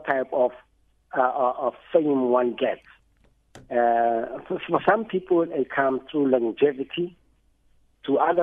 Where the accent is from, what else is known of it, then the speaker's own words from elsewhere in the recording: Mamelodi, Gauteng, South Africa; I was born in Mamelodi, raised in Mamelodi